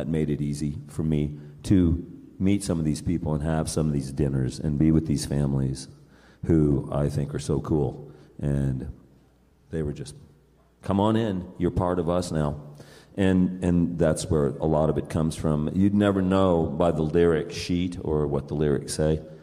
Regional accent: West Coast, United States; now in Durango, United States; I am from the West. I mean, the West Coast. I just happen to live in Colorado, really, in Durango.

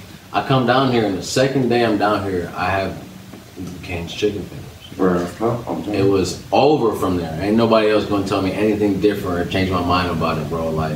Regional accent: Milwaukee, Wisconsin, United States; also born or lived in Brooklyn, New York; now in Las Cruces, United States; I'm actually from Brooklyn, New York. Milwaukee, Wisconsin raised. And I'm in New Mexico.

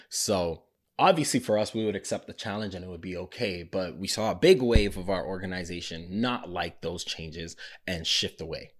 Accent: Mississauga, Ontario, Canada; We grew up in Mississauga.

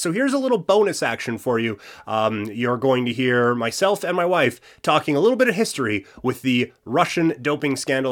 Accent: southern Saskatchewan, Canada; now in Alberta, Canada; my, my hometown, is, like, the biggest of the small towns in southern Saskatchewan

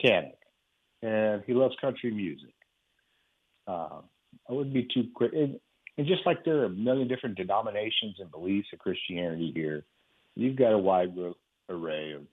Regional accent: Texas, United States; I'm here in Texas. I'm a Texan

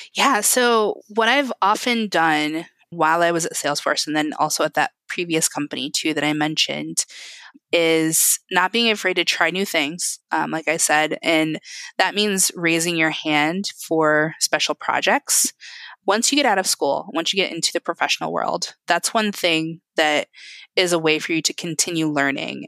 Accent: Indiana, United States; I was born here. I'm very Indiana.

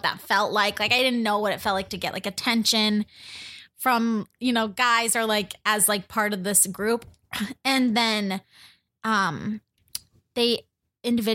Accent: Arizona, United States; moved away; until I left Arizona

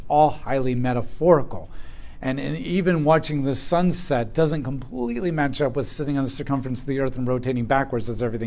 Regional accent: United States

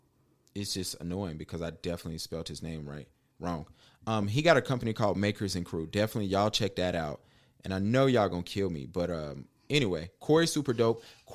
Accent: Huntersville, North Carolina, United States; Hey, I'm from the Ville, man. Y'all know what's up, man.

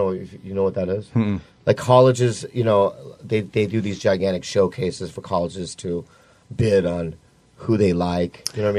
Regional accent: Minnesota, United States; moved away; I grew up in Minnesota, like, for 8 years

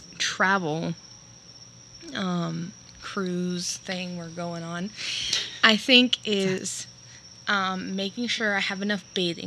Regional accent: Florida, United States; I'm from Florida.

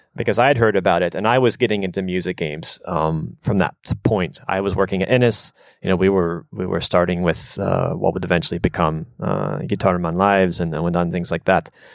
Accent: United States; moved away as an adult; also born or lived in Japan; coming from America, mostly growing up in a more um, suburban type environment

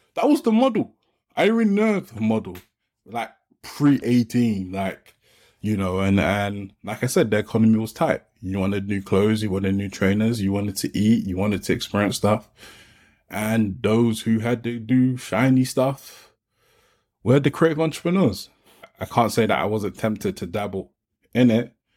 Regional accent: London, United Kingdom; I grew up in Peckham, South London

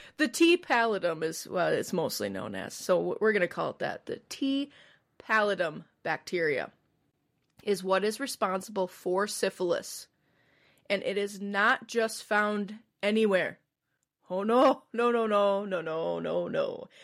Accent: Midwest, United States; I'm from the Midwest

